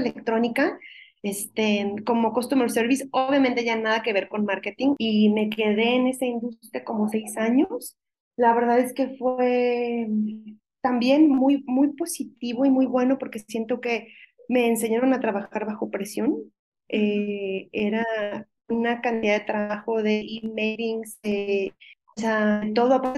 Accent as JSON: {"language": "Spanish", "country": "Mexico", "said": "como buena mexicana"}